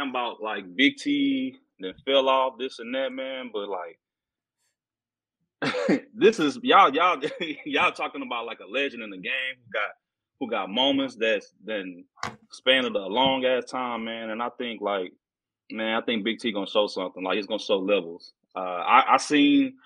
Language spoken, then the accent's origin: English; Houston, Texas, United States; my hometown and H Town